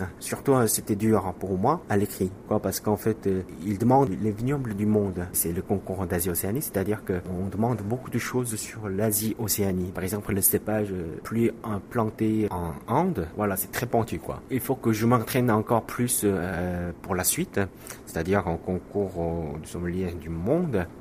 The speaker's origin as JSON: {"language": "French", "country": "South Korea", "also_born_or_lived": "France", "second_language": "French", "moved": "yes", "said": "travailler dans mon pays, en Corée du Sud"}